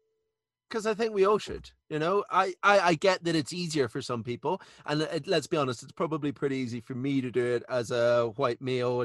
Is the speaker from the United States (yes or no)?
no; Ireland; now in United Kingdom; I'm Irish